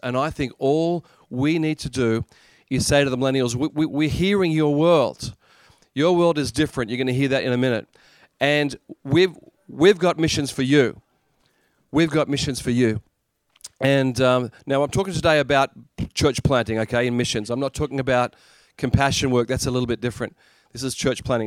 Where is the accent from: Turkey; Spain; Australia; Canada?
Australia; moved away as an adult; now in Japan; I'm actually from Australia.